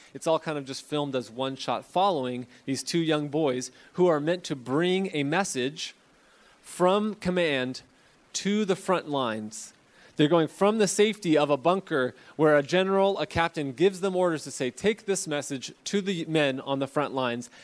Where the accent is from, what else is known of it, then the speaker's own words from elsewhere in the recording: Fresno, California, United States; I'm from Fresno